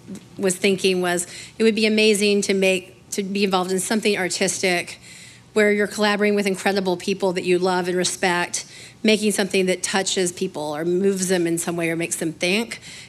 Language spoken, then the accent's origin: English; a small town in Alabama, United States; I'm from the South. I'm from a small town in Alabama.